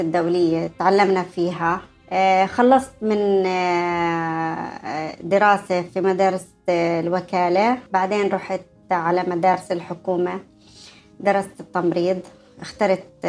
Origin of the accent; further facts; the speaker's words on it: Jordan; moved away as an adult; also born or lived in Palestine; now in United Arab Emirates; نزحوا أهلي في 67 طلعنا من فلسطين آه، على الأردن وانا بتذكر كانه الان يعني كيف قعدنا في المخيمات الفلسطينيه